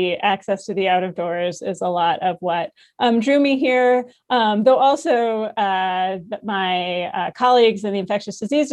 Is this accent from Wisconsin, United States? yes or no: yes; Madison, Wisconsin, United States; moved away as an adult; also born or lived in Princeton, New Jersey / Cincinnati, Ohio / Seattle, Washington / Boston, Massachusetts; now in Utah, United States; I grew up in Madison, Wisconsin. So the Midwest is home